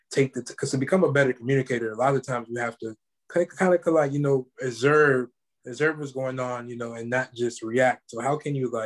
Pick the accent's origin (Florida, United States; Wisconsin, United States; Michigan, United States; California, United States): Florida, United States; I'm from Florida